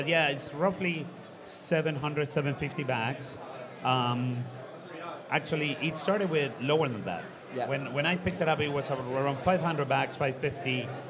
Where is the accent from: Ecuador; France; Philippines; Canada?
Ecuador; also born or lived in Costa Rica; I grew up in Ecuador, Costa Rica as well, got a business school degree in the United States.